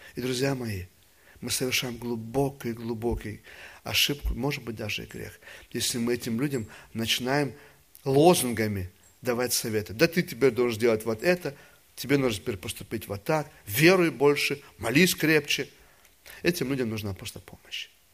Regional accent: Russia; Я же вырос в России во время еще атеизма

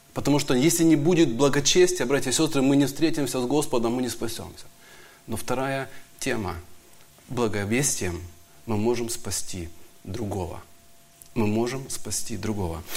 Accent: Donbas, Ukraine; Я тоже из Донбасса

